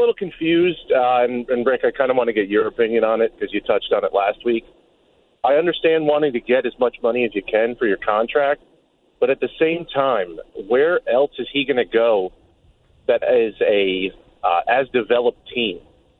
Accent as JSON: {"language": "English", "region": "New Jersey", "country": "United States", "moved": "yes", "lives_now": "Philadelphia, United States", "said": "I'm a transplant from North Jersey."}